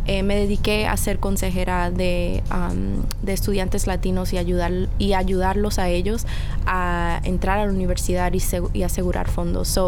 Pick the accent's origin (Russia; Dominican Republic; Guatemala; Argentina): Dominican Republic; now in Washington Heights, United States; Washington Heights, que es una comunidad que es la mayoría somos dominicanos que vivimos ahí